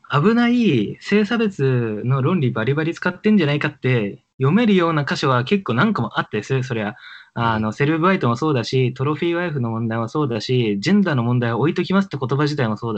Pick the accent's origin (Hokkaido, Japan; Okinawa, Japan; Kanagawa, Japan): Hokkaido, Japan; Sapporo; now in Tokyo, Japan; でも俺札幌育ちだからな。